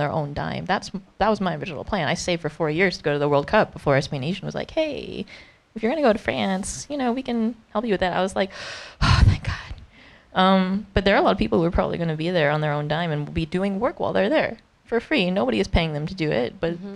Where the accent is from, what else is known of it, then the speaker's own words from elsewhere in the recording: United States; as an American